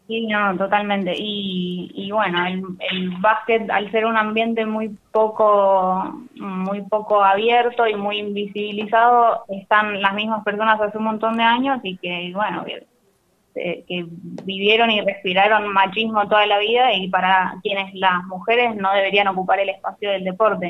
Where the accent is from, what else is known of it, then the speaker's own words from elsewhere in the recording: La Plata, Buenos Aires Province, Argentina; moved away as an adult; Yo soy de La Plata